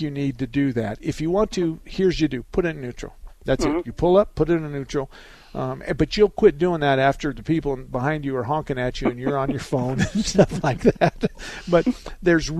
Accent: Douglas, Arizona, United States; I was born and raised in Douglas

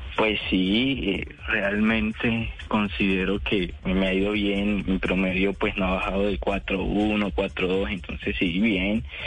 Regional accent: Puerto Libertador, Córdoba, Colombia; moved away as an adult; now in Medellín, Colombia; yo nací en Puerto Libertador, Córdoba, en el año 2001

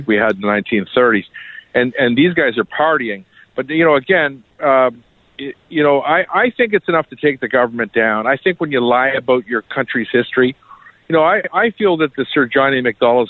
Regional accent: Kingston, Ontario, Canada; I'm kind of from Kingston area, so I'm very proud of that.

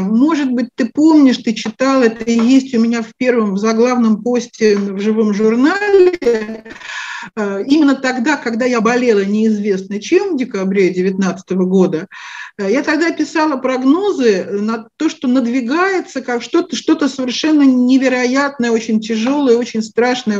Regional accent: Moscow, Russia; moved away as an adult; now in Israel; Родилась в Москве, астрологией начала заниматься где-то так в конце 80-х годов

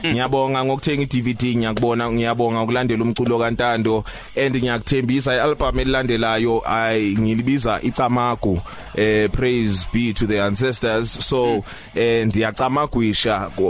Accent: Fort Beaufort, Eastern Cape, South Africa; also born or lived in Nelspruit, Mpumalanga; mangizalwa ngizalelwa eMpumalanga eNelspruit. Mm. But 3 months later then ngimuvela eBhofolo which is the Eastern Cape la ubabami eh, ephuma khona. So ngikhulela eBhofolo.

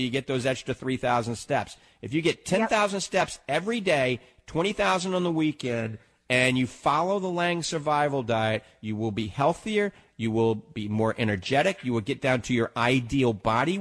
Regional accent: New Orleans, Louisiana, United States; now in Tampa Bay, United States; I'm from New Orleans

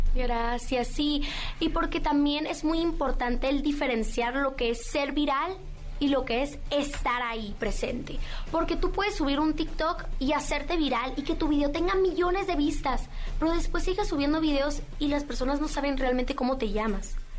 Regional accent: Mazatlán, Sinaloa, Mexico; yo fui reina infantil del carnaval de Mazatlán porque yo soy de Mazatlán

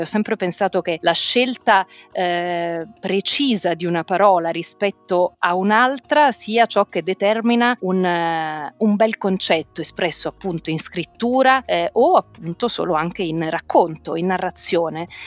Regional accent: Milan, Lombardy, Italy; also born or lived in Rome; sono nata a Roma, ho fatto le scuole a Milano

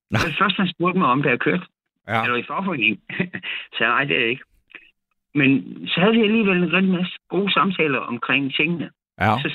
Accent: Odense, Southern Denmark, Denmark; her i øh, Odense, okay. hvor jeg voksede op.

